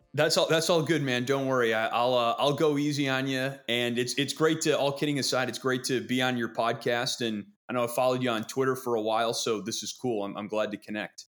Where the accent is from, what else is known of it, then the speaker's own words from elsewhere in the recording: Wisconsin, United States; I grew up in Wisconsin